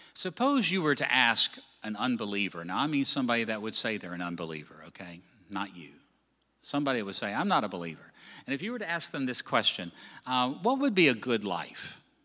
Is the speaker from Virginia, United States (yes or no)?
yes; Virginia, United States; moved away; I come from Virginia.